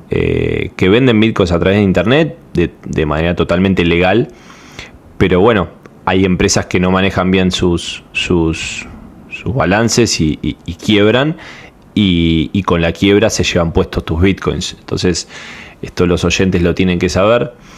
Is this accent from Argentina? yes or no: yes; Argentina; soy de Argentina